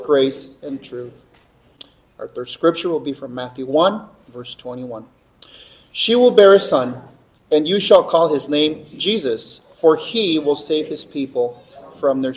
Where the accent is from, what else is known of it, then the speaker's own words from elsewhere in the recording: Mexico; moved away; growing up in Mexico as a child